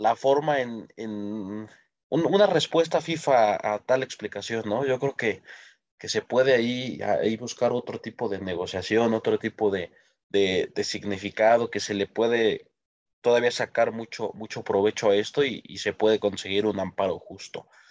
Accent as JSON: {"language": "Spanish", "country": "Mexico", "said": "como mexicanos"}